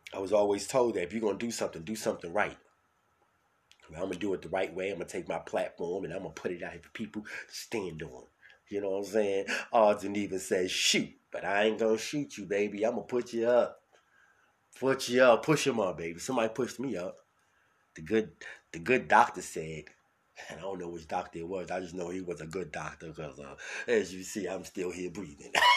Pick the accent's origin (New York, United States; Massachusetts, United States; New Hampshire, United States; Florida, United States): New York, United States; New York City; also born or lived in Bronx; I'm from Brooklyn, New York.